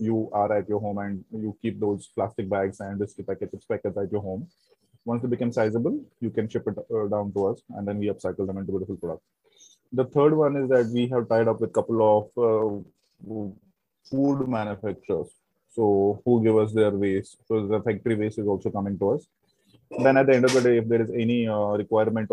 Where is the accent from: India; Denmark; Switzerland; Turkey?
India; Jammu and Kashmir; moved away; also born or lived in Mumbai / Pune; I'm actually from the Kashmir. So I'm born in Kashmir. Then we moved out from the Kashmir in 90s due to the militancy